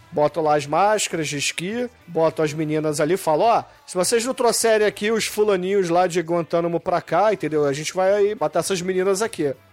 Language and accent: Portuguese; United States; Eu sou dos Estados Unidos, eu não tenho jurisprudência não.